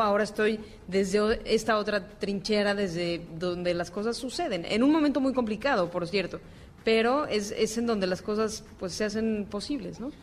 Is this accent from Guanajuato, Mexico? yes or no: no; Mexico City, Mexico; nosotros que somos chilangos